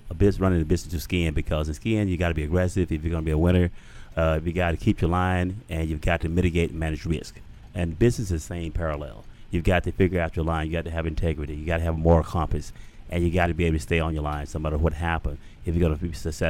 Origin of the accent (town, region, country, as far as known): Alabama, United States